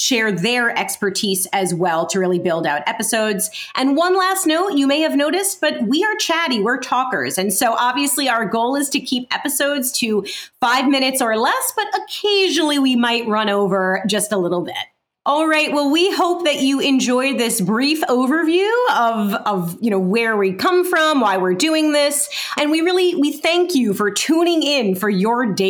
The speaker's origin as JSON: {"language": "English", "town": "New York City", "region": "New York", "country": "United States", "said": "am also from Brooklyn, New York, specifically South Brooklyn"}